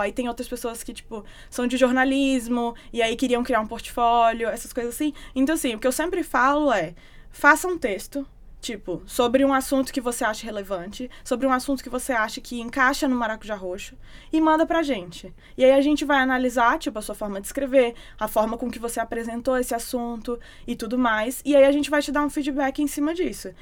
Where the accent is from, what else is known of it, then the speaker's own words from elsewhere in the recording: Brasília, Federal District, Brazil; moved away; eu que era de Brasília